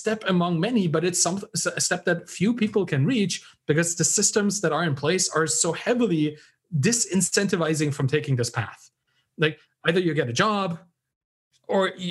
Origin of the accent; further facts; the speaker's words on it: Germany; I was raised in Germany, I was educated in Germany